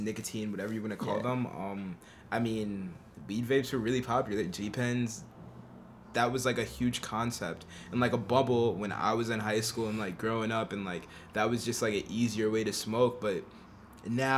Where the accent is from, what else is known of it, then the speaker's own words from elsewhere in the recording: New York City, New York, United States; also born or lived in Albany, New York; I'm from Harlem. I also grew up like on the Upper West Side of the city